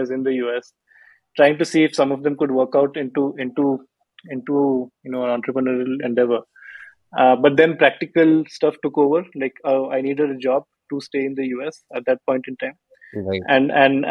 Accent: Bhubaneswar, Odisha, India; moved away; I'm from Bhubaneswar

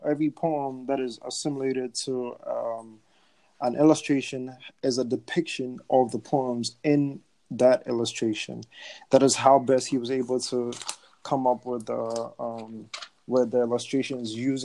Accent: Ghana; moved away; back home in Ghana

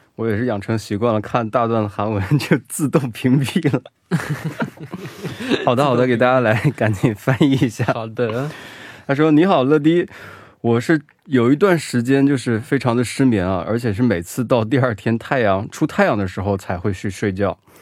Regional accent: Hubei, China; also born or lived in Wuhan; now in South Korea; 我是湖北人呢

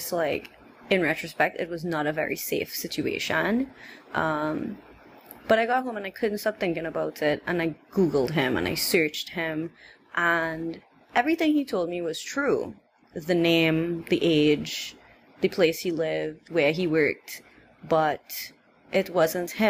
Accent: Trinidad & Tobago; I was from Trinidad, he was like, I thought you were from India. And I'm like, no, I'm of Indian descent, but I'm in Trinidad.

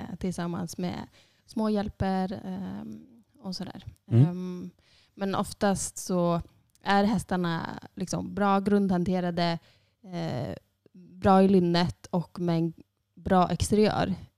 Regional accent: Sundsvall, Västernorrland County, Sweden; moved away as an adult; also born or lived in Iceland; now in Borgarnes, Iceland; jag är född och uppvuxen i Sundsvall

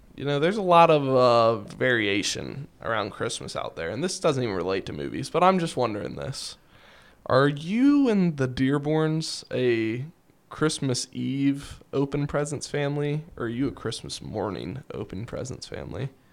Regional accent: Kentucky, United States; we're from Kentucky

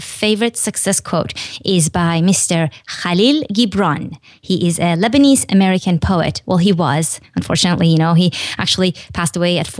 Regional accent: Iran; but I was born and raised in Iran, which is a country in the Middle East.

